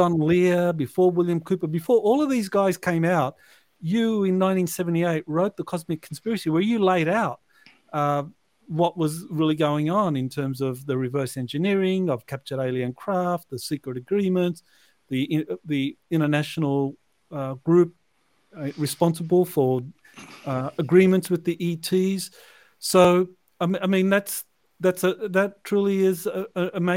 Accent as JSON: {"language": "English", "country": "Australia", "said": "I'm Australian."}